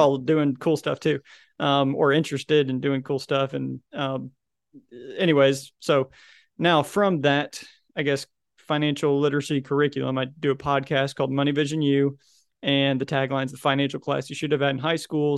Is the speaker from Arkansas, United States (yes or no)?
yes; Little Rock, Arkansas, United States; I'm from Little Rock, Arkansas